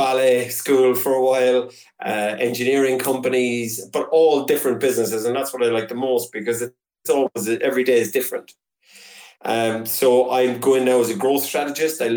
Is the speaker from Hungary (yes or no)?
no; Cork, Munster, Ireland; now in Lisburn, United Kingdom; I'm from Cork, but I'm still living in Lisburn in Northern Ireland